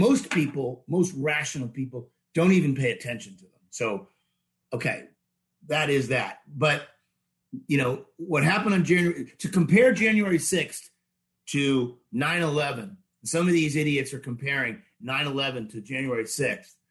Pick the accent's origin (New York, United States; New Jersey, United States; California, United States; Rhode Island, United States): Rhode Island, United States; now in Florida, United States; I grew up in Rhode Island, but that's why I live in Florida